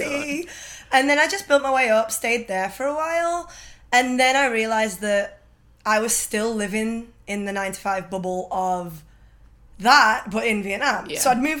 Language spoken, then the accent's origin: English; England, United Kingdom; moved away as an adult; I'm from England